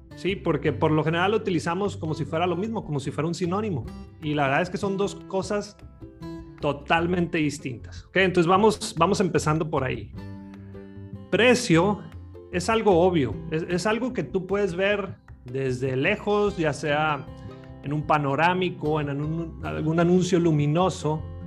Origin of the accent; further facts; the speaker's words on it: Los Mochis, Sinaloa, Mexico; yo soy de Los Mochis, Sinaloa